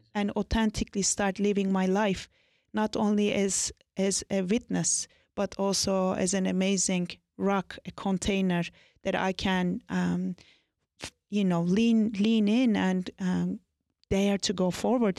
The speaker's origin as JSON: {"language": "English", "region": "Anatolia", "country": "Turkey", "tie": "born or raised there", "said": "I was born and raised in Turkey, in Anatolia."}